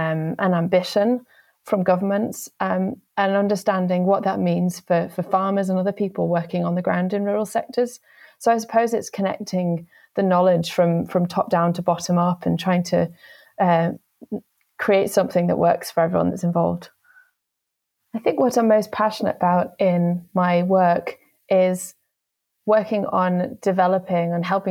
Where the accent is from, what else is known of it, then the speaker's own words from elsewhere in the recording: Kendal, North West England, United Kingdom; moved away as an adult; I grew up in the South Lakes in the northwest of England. So I was born in Kendal